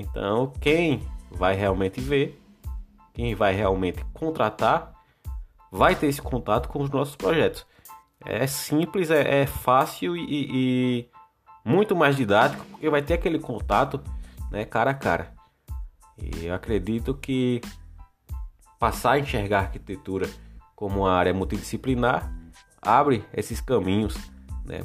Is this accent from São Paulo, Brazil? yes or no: no; Alagoas, Brazil; Eu sou de Alagoas